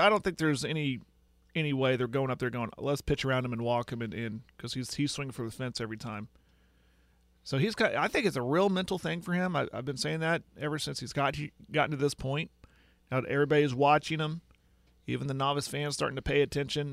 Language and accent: English; Western Oklahoma, United States; I'm from Western Oklahoma.